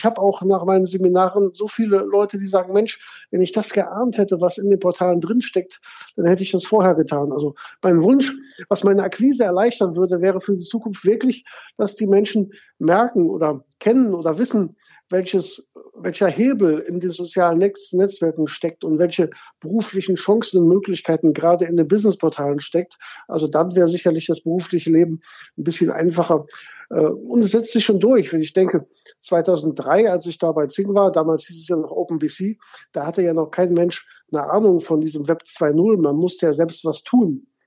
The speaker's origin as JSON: {"language": "German", "town": "Gummersbach", "region": "North Rhine-Westphalia", "country": "Germany", "lives_now": "Cologne, Germany", "said": "bin 1999, wie eben gesagt, nach Köln gekommen. Ich meine, ich komme aus Gummersbach, das ist nicht so weit her"}